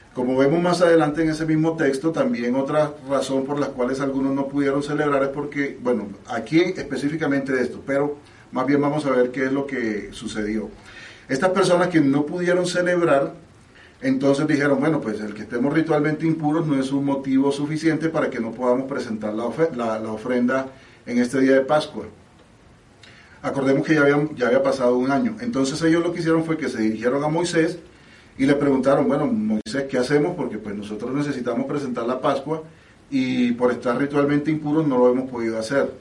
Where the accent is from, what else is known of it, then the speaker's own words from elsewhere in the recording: Mexico; yo soy mexicano